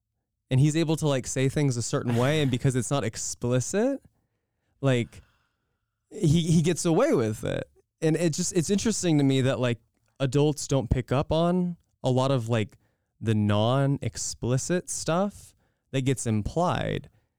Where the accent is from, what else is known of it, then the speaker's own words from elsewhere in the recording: California, United States; born there; Okay, I was born in California.